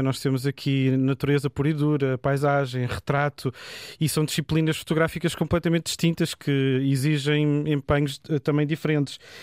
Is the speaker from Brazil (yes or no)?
no; Portugal